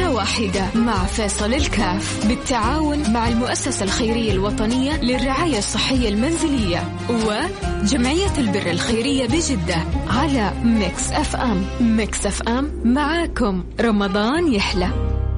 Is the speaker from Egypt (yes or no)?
yes; Egypt; now in Saudi Arabia; انا اعتبر نفسي مش من مصر انا بعتبر نفسي سعوديه يا سلام انا هنا صار لي 35 سنه